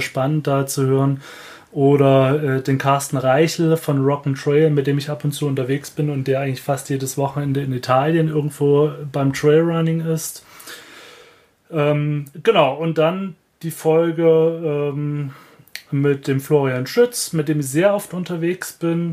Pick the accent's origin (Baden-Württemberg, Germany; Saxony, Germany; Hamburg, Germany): Saxony, Germany; accent: Saxon; moved away; also born or lived in Cologne; ich bin Sachse.